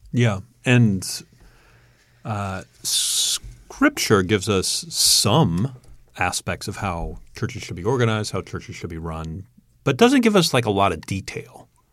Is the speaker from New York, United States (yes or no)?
yes; Long Island, New York, United States; now in Indiana, United States; I'm from Long Island originally